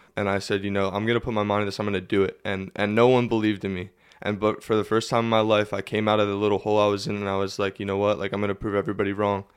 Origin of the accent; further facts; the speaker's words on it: Lebanon, Pennsylvania, United States; born and raised in Lebanon, Pennsylvania.